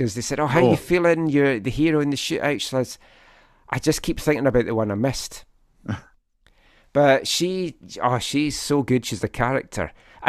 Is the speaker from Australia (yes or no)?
yes; Australia; Obviously, we're both Aussie, Aussie, Aussie!